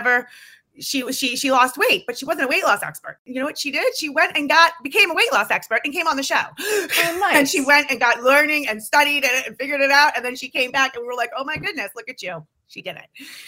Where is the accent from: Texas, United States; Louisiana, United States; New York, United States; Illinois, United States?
New York, United States; New York City; I come from Queens, New York